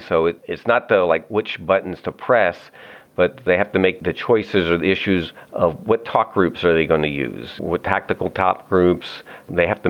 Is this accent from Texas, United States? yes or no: no; Annapolis, Maryland, United States; I was born and raised in Annapolis, Maryland.